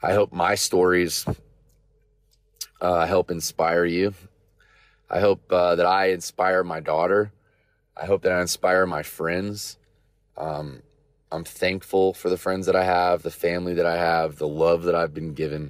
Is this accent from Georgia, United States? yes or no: no; Vero Beach, Florida, United States; moved away; as a kid growing up in Vero Beach, Florida